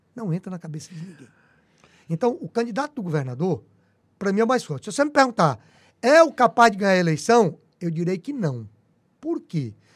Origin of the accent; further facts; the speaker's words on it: Teresina, Piauí, Brazil; como teresinense que sou apaixonado por minha cidade.